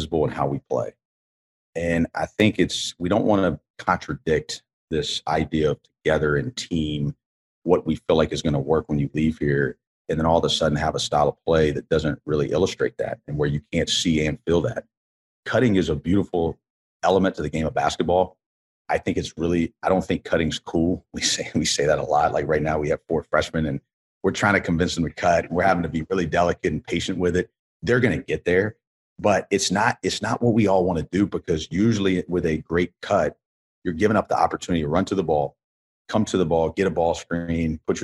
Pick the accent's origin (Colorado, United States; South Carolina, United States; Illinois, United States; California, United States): South Carolina, United States; Columbia; I grew up in Columbia.